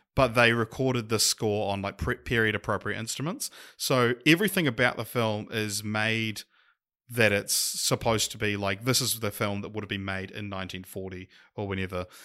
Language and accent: English; New Zealand; accent: Kiwi